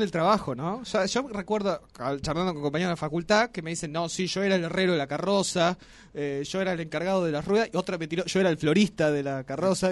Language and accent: Spanish; Las Grutas, Río Negro, Argentina; now in Tucumán, Argentina; allá en el sur, de donde soy, en las grutas